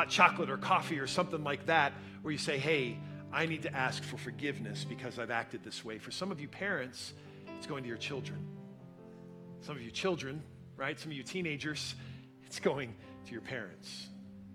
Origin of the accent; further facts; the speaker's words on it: United States; we are independent American Christians